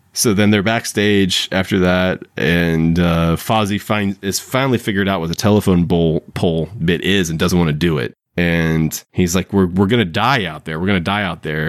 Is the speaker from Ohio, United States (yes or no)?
yes; Ohio, United States; when I grew up in Ohio